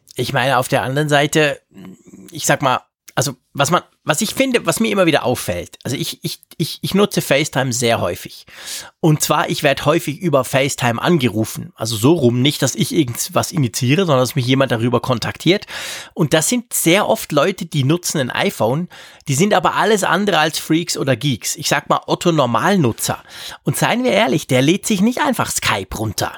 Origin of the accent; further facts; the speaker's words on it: Switzerland; als Schweizer